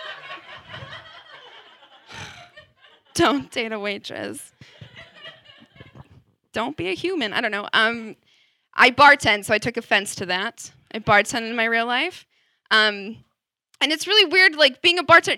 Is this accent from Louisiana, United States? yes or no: no; Wisconsin, United States; I'm from Wisconsin